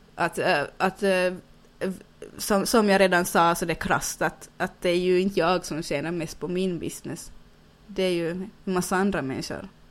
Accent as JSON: {"language": "Swedish", "country": "Finland", "accent": "Finland-Swedish", "said": "jag kan inte bli någonting här i Finland, att jag är född på fel ställe och speciellt eftersom jag är finlandssvensk"}